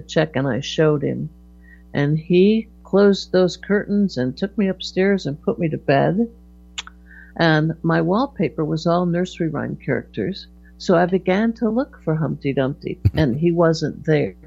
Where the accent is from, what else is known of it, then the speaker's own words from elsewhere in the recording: Hartford, Connecticut, United States; I was born in Hartford, Connecticut. I was a Connecticut Yankee